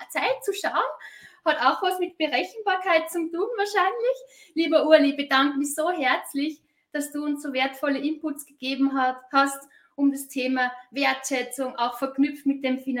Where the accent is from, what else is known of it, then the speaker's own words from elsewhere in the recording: Austria; Also ich bin ja selbst aus Österreich.